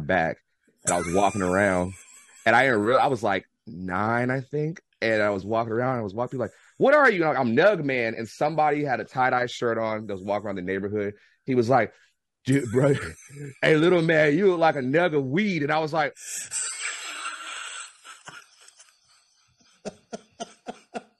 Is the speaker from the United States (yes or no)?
yes; United States; also born or lived in Washington; I'm from the States.